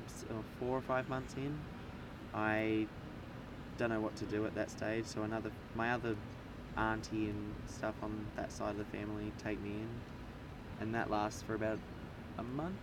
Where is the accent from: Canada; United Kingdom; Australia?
Australia; George Town, Tasmania; also born or lived in Launceston / Melbourne; I grew up in Georgetown. I was born in Launceston, but at the LGH, Launceston General. But I, grew up in Georgetown.